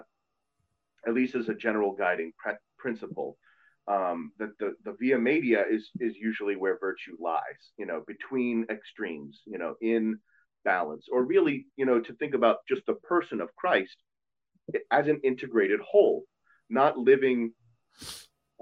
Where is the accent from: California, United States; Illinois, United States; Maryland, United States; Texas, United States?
Maryland, United States; Montgomery County; growing up in Montgomery County